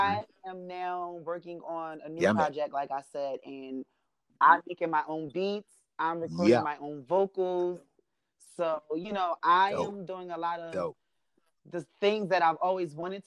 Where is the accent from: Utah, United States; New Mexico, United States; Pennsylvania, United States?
Pennsylvania, United States; Philadelphia; moved away; I'm from Philly